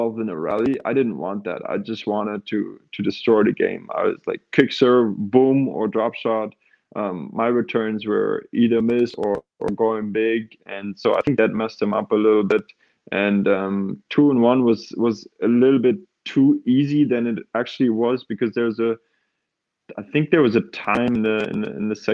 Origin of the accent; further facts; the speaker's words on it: Karlsruhe, Baden-Württemberg, Germany; my hometown club in Karlsruhe